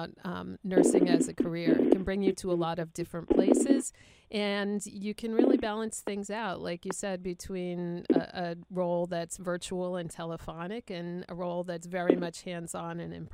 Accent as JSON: {"language": "English", "region": "New York area", "country": "United States", "also_born_or_lived": "Boston", "said": "being from the New York area"}